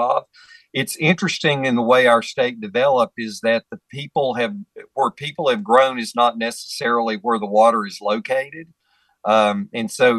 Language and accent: English; Alleghany County, North Carolina, United States; moved away; when I travel back home to Allegheny County